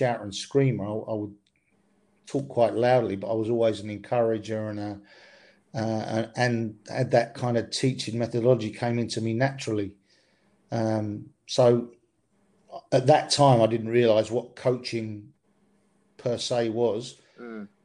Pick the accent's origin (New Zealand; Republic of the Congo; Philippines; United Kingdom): United Kingdom; Stevenage, East of England; I was in quite a successful school team where I grew up in Stevenage